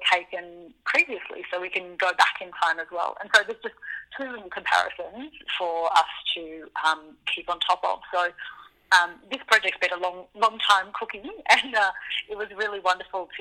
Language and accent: English; Melbourne, Victoria, Australia; I grew up diving in Melbourne